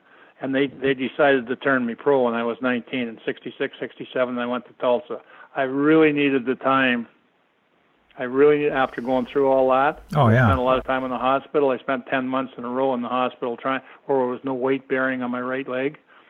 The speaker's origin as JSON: {"language": "English", "town": "Beeton", "region": "Ontario", "country": "Canada", "tie": "born or raised there", "also_born_or_lived": "Sudbury, Ontario", "said": "I was born in Sudbury. My dad worked for the Sudbury Star, and he was up there just because he was a heck of a ball player. anyway, my mom didn't like it up there, so we moved down and come down to a little place called Beaton, which is just south of Barrie."}